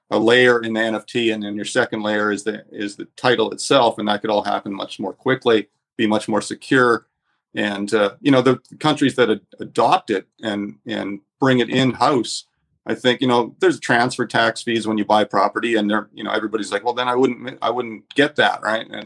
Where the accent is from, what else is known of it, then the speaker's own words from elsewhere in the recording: Canada; now in Panama/Nicaragua; I'm I'm a Canadian citizen, but I, I haven't been in Canada for a number of years.